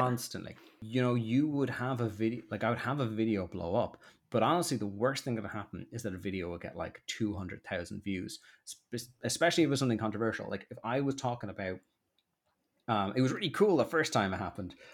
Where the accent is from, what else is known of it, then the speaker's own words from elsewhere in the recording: Dublin, Leinster, Ireland; accent: posh; moved away as an adult; also born or lived in Limerick; now in London, United Kingdom; I love Rat Minds, it's where I grew up.